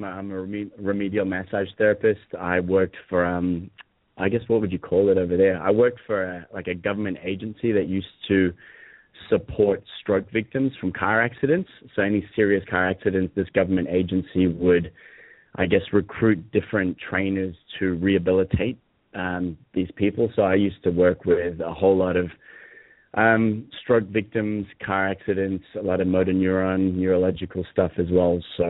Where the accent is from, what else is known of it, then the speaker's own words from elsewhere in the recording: Hong Kong; I think so, and I grew up in an American international school in Hong Kong, so my accent's a bit all over the place.